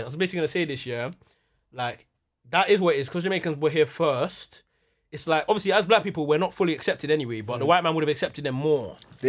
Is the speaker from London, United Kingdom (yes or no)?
yes; Croydon, London, United Kingdom; when I was younger, I didn't grow up around Southwark. We're from Croydon, man. I didn't grow up around Southwark or nothing like